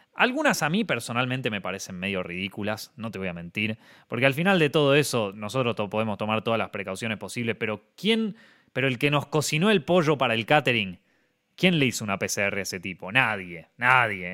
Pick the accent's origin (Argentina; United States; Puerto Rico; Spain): Argentina; moved away